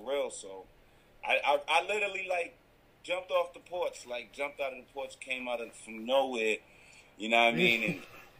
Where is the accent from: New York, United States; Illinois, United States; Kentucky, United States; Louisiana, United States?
New York, United States; Rochester; also born or lived in Canada; now in Toronto, Canada; I had moved from Canada, from New York. I'm originally from Rochester, New York. I just happen to have dual citizenship.